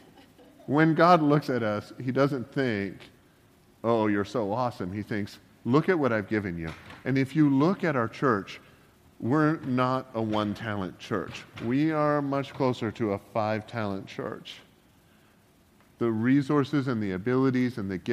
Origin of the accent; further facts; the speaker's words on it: Canada; I'm Canadian